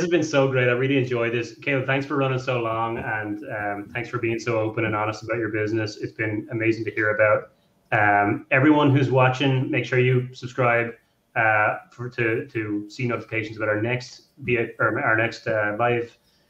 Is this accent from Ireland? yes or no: yes; Ireland; now in New Jersey, United States; I'm here now, but I'm originally from Ireland.